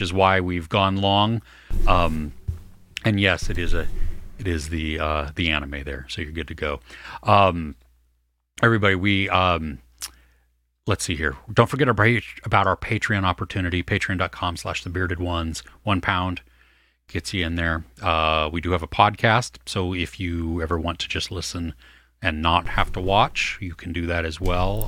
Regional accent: California, United States; I'm totally Californian.

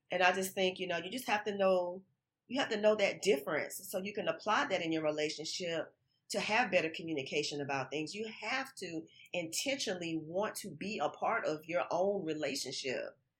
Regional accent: Florida, United States; now in Texas, United States; I'm from Florida, and I moved to Texas in two thousand five

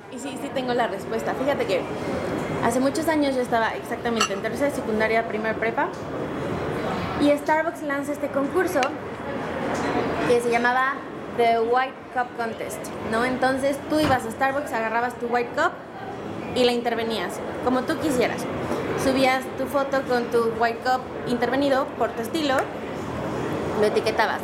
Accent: Cholula, Puebla, Mexico; Soy poblana, cholulteca

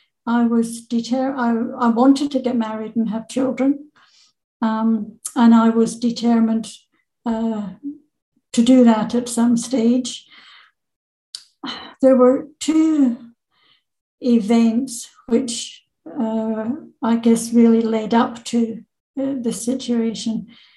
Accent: Renfrew, Scotland, United Kingdom; also born or lived in Paisley / Edinburgh; Yes, I was born in 1949 in Renfrew, and I'm the youngest of three children. I went to school in Paisley and then to Edinburgh University. So I spent 3 years living in Edinburgh and I love Edinburgh.

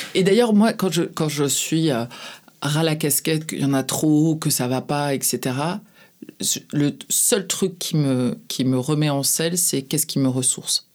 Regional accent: France; quand on est français

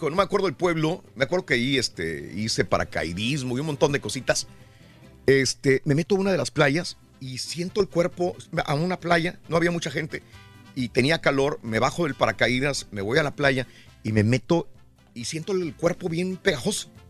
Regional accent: Reynosa, Tamaulipas, Mexico; de Reynosa, yo sé, pero para quitarla... tengo

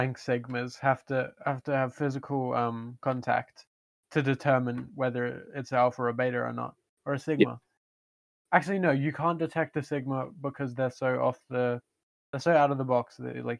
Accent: India; I'm Indian, so I feel like we got a lot in common.

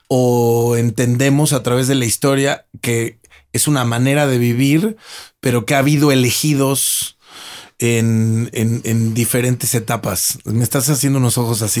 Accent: Mexico; viviendo, naciendo y estudiando y creciendo en México

